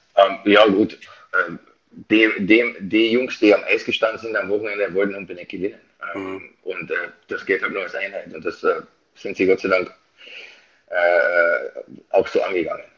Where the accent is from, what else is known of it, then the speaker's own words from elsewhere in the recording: Austria; now in Bad Nauheim, Germany; ich bin Österreicher